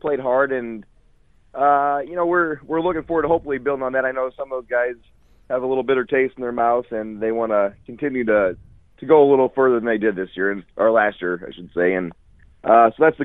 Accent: Corn Belt Conference area, central Illinois, United States; I grew up in the Corn Belt Conference

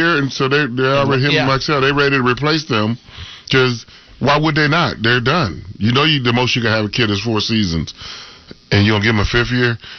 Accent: Dayton, Ohio, United States; I've always been proud to be born and raised here in the Gem City. I wear it with a badge of honor. No matter where I go, I'm from Dayton.

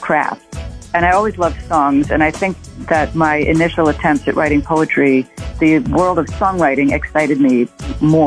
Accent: New York City, New York, United States; also born or lived in Santa Monica, California; I was born in Santa Monica, but came to New York City when I was 2.5 and have lived in Manhattan ever since

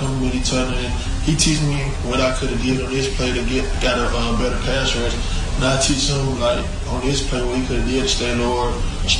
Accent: Montgomery, Alabama, United States; I'm from Montgomery

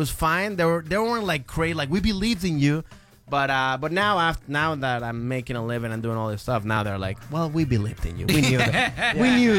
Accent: Maryland, United States; also born or lived in Venezuela; I was born in Venezuela. Venezuela. But okay, I grew up in Maryland.

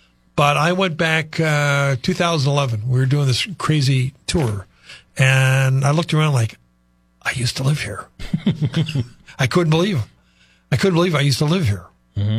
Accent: Chicago, Illinois, United States; moved away as an adult; also born or lived in Moorhead, Minnesota / Fargo; I grew up in Chicago

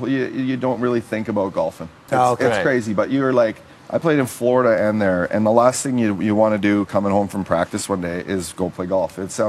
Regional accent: Canada; an icon for all of us kids growing up in Canada.

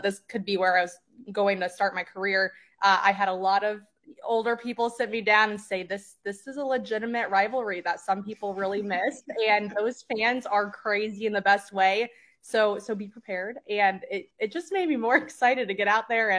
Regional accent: Overland Park, Kansas, United States; moved away as an adult; also born or lived in Missouri; now in Nebraska, United States; I grew up, I'm from Overland Park, Kansas originally

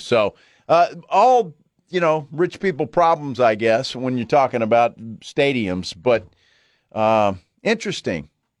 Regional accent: Alice, Texas, United States; I grew up in Alice.

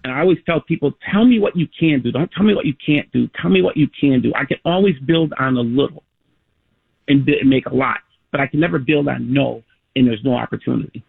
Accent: Chicago, Illinois, United States; I was born and raised in Cabrini and lived there my entire life

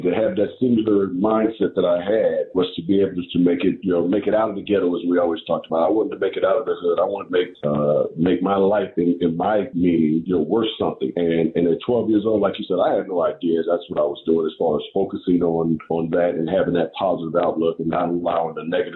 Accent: Inglewood, California, United States; also born or lived in Ogden, Utah / South Central Los Angeles; I'm very proud to be from Inglewood, California, because it molded me into the person that I am.

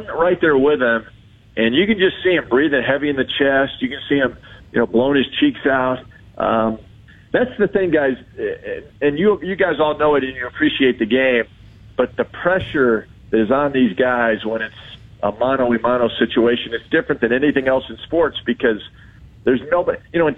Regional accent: California, United States; And growing up in Southern California, I was a Tiger guy.

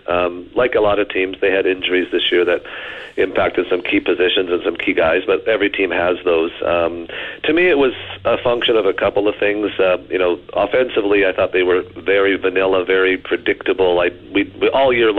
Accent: Canada; also born or lived in Ottawa / Regina / Vancouver; born and raised in Canada, lived in Ottawa, lived in Regina, lived in Vancouver

